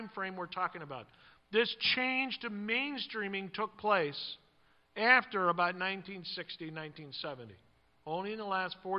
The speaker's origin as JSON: {"language": "English", "country": "United States", "said": "as Jews in America, we basically identify ourselves ethnically"}